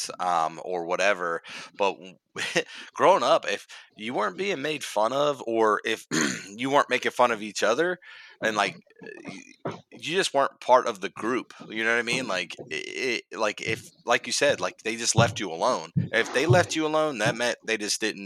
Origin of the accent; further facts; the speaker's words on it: Cincinnati, Ohio, United States; I'm from Cincinnati, Ohio